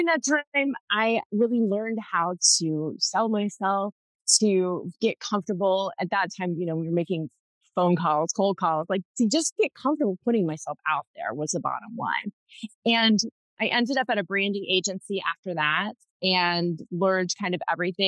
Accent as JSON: {"language": "English", "region": "Southern Ohio", "country": "United States", "tie": "born or raised there", "also_born_or_lived": "Columbus, Ohio", "said": "I grew up in Southern Ohio, and now I live just outside of Columbus"}